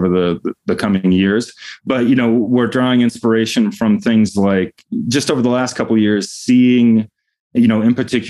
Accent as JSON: {"language": "English", "town": "Denver", "region": "Colorado", "country": "United States", "tie": "born or raised there", "said": "my hometown of Denver used to have two very strong newspapers"}